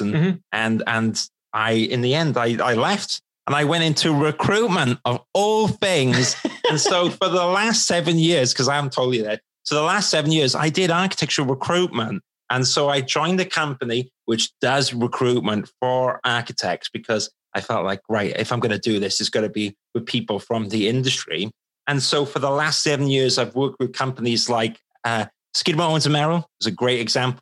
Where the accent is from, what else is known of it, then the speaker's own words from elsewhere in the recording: Wales, United Kingdom; moved away as an adult; now in London, United Kingdom; I'm Welsh. And, you know, I was the guy in the village back in Wales